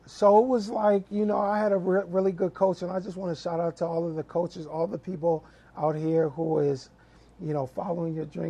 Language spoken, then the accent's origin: English; Lakeview, New York, United States; moved away as an adult; also born or lived in Middleburg Heights, Ohio / Berea, Ohio / Virginia; now in Ohio, United States; I was actually born in Middleburg Heights mm-hmm. and was um, grew up until the third grade in Berea. Mm-hmm. So then after the third grade, we moved from Berea to um, Lakeview, Long Island, mm-hmm. Hempstead